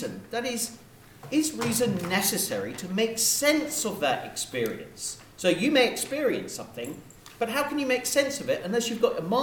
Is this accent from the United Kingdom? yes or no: yes; United Kingdom; I'm British